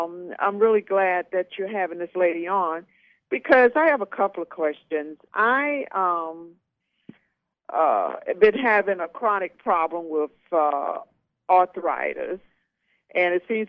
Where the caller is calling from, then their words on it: Atlanta, Georgia, United States; I'm calling from Atlanta, Georgia.